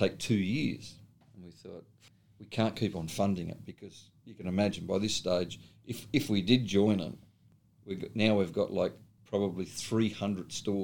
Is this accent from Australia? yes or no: yes; Australia